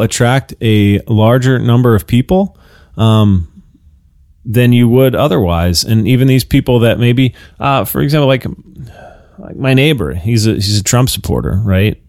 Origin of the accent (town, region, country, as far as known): United States